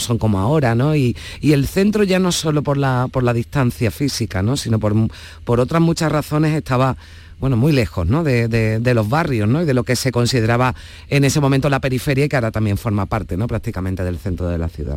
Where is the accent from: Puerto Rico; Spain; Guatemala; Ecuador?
Spain; Seville, Andalusia; nací en Sevilla, vivo en Sevilla y he, trabajado aquí en, Sevilla toda la vida